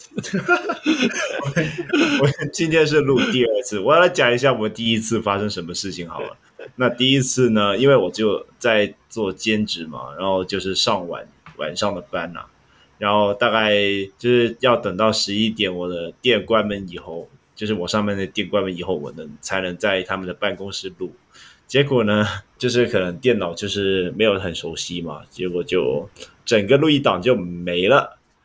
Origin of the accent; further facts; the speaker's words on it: Hong Kong; 我们香港人